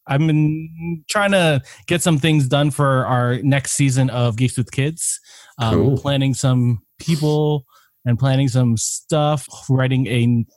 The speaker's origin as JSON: {"language": "English", "country": "Canada", "said": "we're Canadian"}